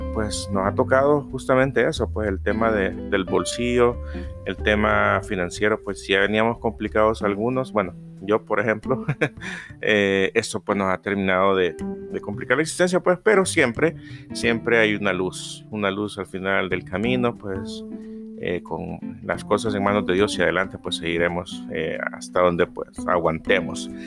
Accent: El Salvador; acá en mi país, El Salvador

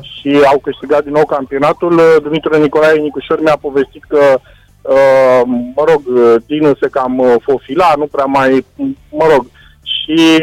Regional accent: Romania

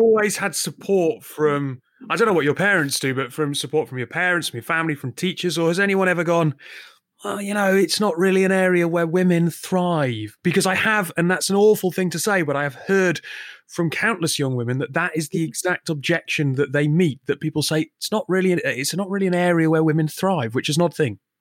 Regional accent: the north of England, United Kingdom; we're both from Northern England

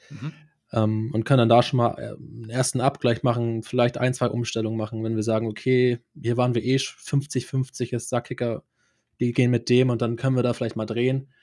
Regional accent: Schleswig-Holstein, Germany; moved away as an adult; also born or lived in Cologne; ich komme ursprünglich aus Schleswig-Holstein

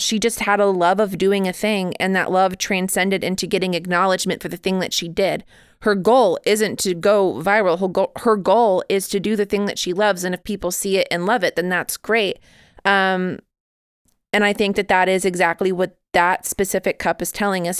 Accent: United States; I am very American.

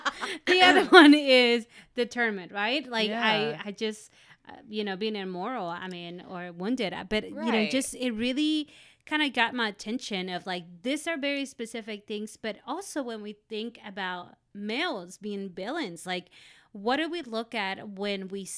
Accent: Mexico; when I think about soap operas growing up in Mexico

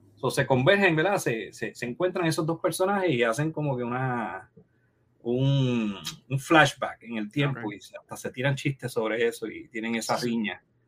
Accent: Comerío, Puerto Rico; en el 21 cine que había en, mi pueblo Comerío

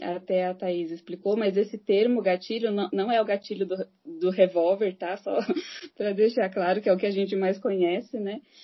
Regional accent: Santo André, São Paulo, Brazil; Sou de São Paulo, Santo André, São Paulo

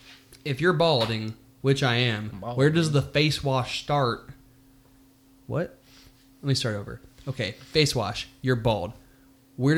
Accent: Jacksonville, Florida, United States; I was born in Duval County.

